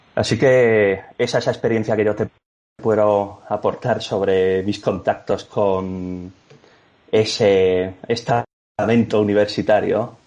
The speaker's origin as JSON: {"language": "Spanish", "town": "Cádiz", "region": "Andalusia", "country": "Spain", "also_born_or_lived": "Ávila / Madrid", "said": "Yo realmente soy de Cádiz"}